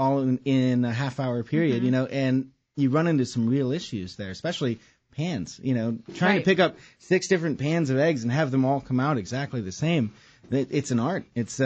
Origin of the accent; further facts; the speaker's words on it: Wisconsin, United States; I'm from Wisconsin